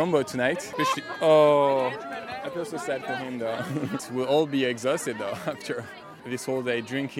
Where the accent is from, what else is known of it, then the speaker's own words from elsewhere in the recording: France; I'm from France, de la France.